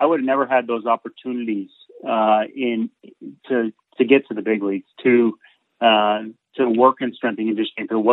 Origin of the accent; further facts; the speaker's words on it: Burlington, Vermont, United States; I grew up in Burlington, Vermont, so up in the Northeast